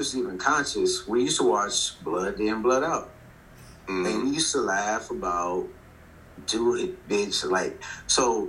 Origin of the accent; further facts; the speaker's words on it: Compton, California, United States; I come from Compton, California